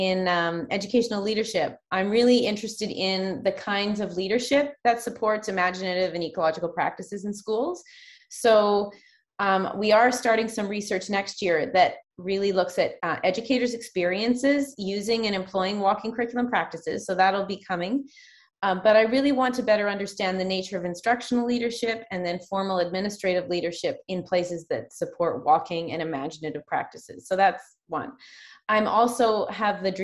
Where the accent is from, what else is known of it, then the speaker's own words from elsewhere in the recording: Saanich, British Columbia, Canada; I grew up in Saanich, just outside Victoria